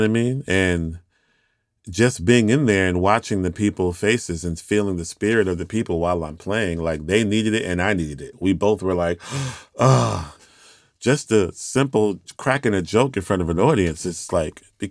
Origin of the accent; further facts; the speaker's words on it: Houston, Texas, United States; I'm from Houston, Texas